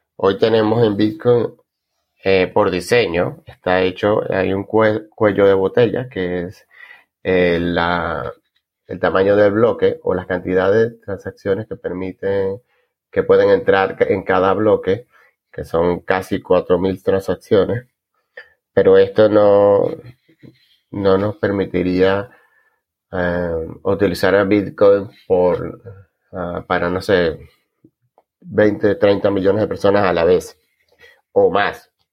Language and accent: Spanish; Venezuela; moved away as an adult; now in Argentina; me fui de Venezuela en 2015